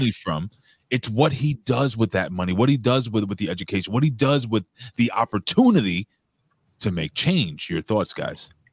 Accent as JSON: {"language": "English", "town": "New York City", "region": "New York", "country": "United States", "tie": "born or raised there", "said": "I'm born and raised in Lower East Side of New York"}